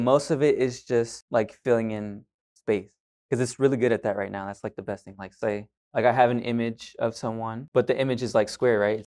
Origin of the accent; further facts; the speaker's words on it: Pasadena, Texas, United States; also born or lived in Pearland, Texas / Houston, Texas; I was born and raised here, Pasadena, Pearland area, a little bit farther down